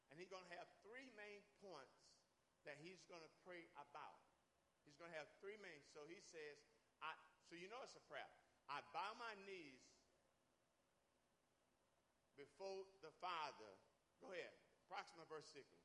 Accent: United States; moved away; I'm American.

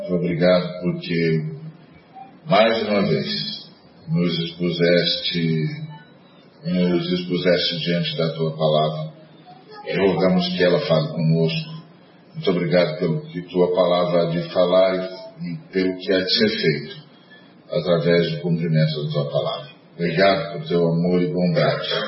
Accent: Brazil; a hora que eles viram que eu era brasileiro

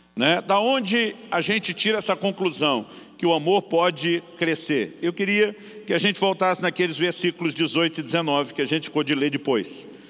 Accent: Campinas, São Paulo, Brazil; moved away as an adult; also born or lived in Santo André / São Bernardo do Campo / Guarapuava, Paraná; eu nasci em Santo André, aqui no estado de São Paulo, morei em São Bernardo, me criei em Campinas, eu cresci na selva de pedra

